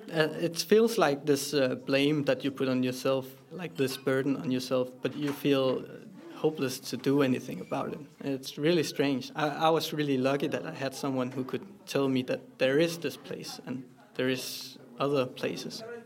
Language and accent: English; Copenhagen, Capital Region of Denmark, Denmark; I am 24 years old and I'm from Copenhagen